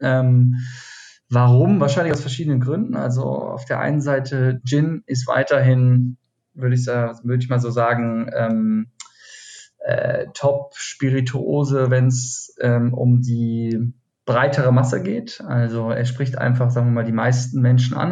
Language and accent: German; Schlossborn, Hesse, Germany; moved away as an adult; also born or lived in Argentina / Cologne; now in Berlin, Germany; ich komme aus dem Taunus. Äh, mhm. Schloss Born heißt es, das, das 3000, knapp 3000 Mann äh, Örtchen. Ähm, genau, da bin ich aufgewachsen ähm, bis so zum 19. Lebensjahr